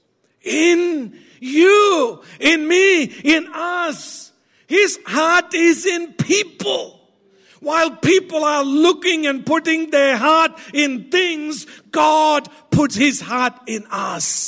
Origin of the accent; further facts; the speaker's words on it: India; I'm Indian